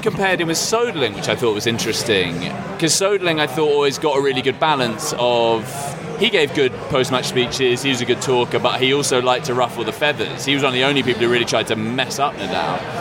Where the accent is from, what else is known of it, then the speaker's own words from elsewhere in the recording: United Kingdom; as a British person